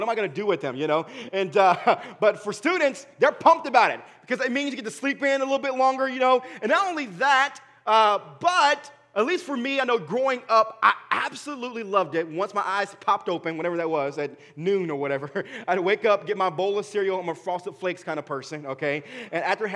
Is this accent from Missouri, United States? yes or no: no; Dayton, Ohio, United States; where I was born and raised at in Dayton, Ohio